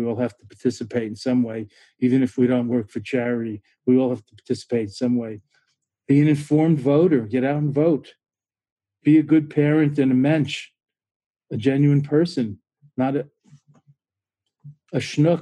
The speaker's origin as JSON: {"language": "English", "region": "New York", "country": "United States", "moved": "yes", "lives_now": "Boston, United States", "said": "being a New Yorker originally"}